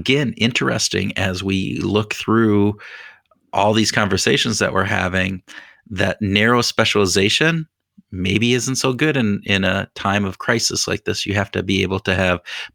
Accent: United States; Being an American

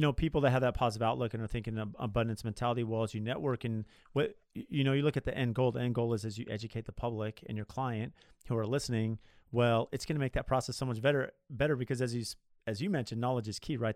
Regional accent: Southern California, United States; I grew up in Southern California

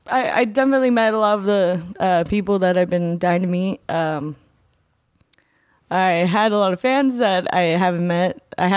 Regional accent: California, United States; now in Los Angeles, United States; I'm from Orange County, California.

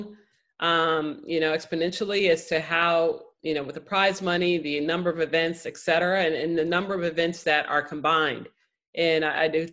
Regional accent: Chicago, Illinois, United States; I grew up in Chicago

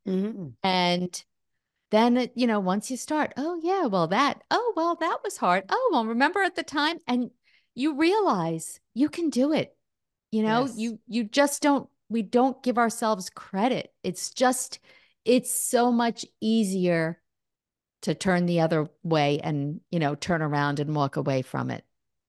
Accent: New York, United States; now in New Jersey, United States; I'm across the river in New Jersey, but I'm actually not from New York City, but from Long Island. So part of New York.

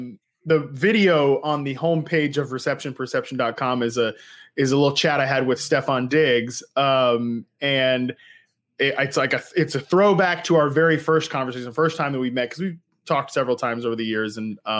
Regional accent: Virginia, United States; I am not from West Virginia. I'm from the great state of Virginia, representing the Appalachian Trail here, which does go through West Virginia.

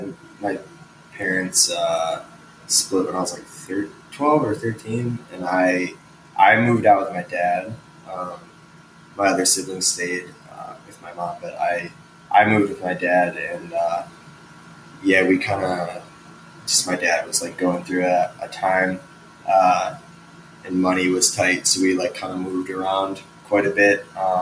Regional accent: Chicago, Illinois, United States; So, yeah, I grew up around Chicago, like South Burbs, and then moved to the city when I was 21.

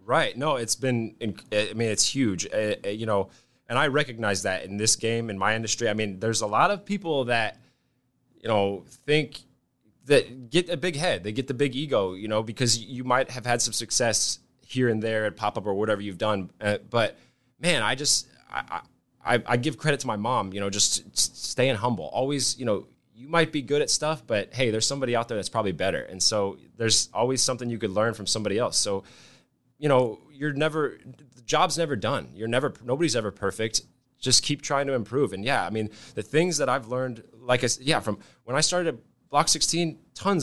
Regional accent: Nebraska, United States; also born or lived in Hawaii; came back to Nebraska. Uh, I grew up here. I'm not from Hawaii or anything.

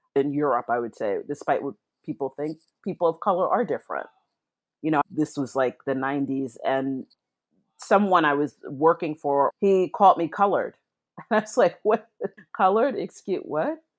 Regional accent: New York City, New York, United States; moved away as an adult; also born or lived in London; I'm back in my hometown of New York City

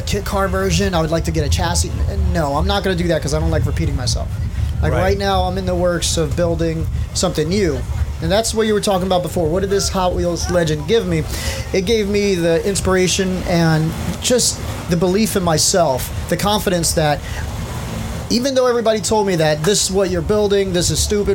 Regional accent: Newark, New Jersey, United States; I was raised in Newark

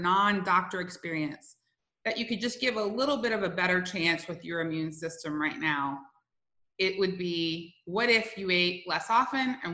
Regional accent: South Louisiana, United States; moved away; I'm originally from South Louisiana

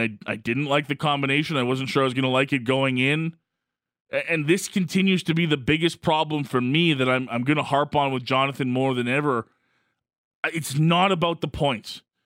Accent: Calgary, Alberta, Canada; someone that's been born and raised in Calgary

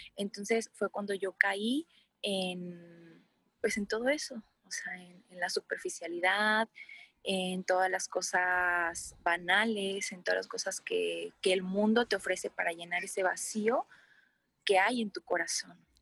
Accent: Cocula, Jalisco, Mexico; moved away as an adult; now in Guadalajara, Mexico; yo soy originaria de Cocula, Jalisco, pero radico aquí en Guadalajara

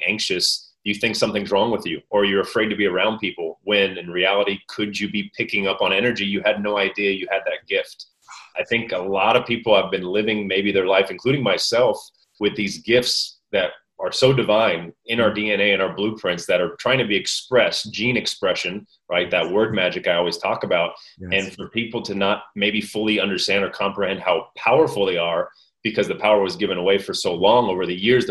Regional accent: Orange County, Southern California, United States; also born or lived in Mexico; I'm Orange County, born and raised in Southern California

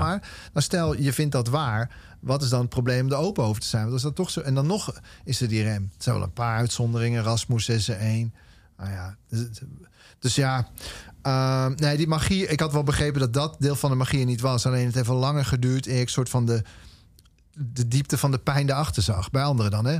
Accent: Amersfoort, Utrecht, Netherlands; opgegroeid in Amersfoort

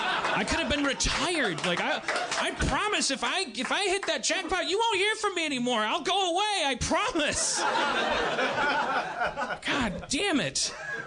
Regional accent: Los Angeles, California, United States; It's like we told them we're from Los Angeles, and they're like, oh, …, like …, casinos.

